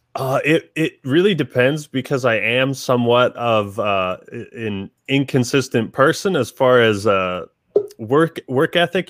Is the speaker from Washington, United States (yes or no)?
yes; Seattle area, Washington, United States; I'm from Washington originally. I mean, pretty much just born and raised here all my life. Um, yeah, just uh, around the Seattle area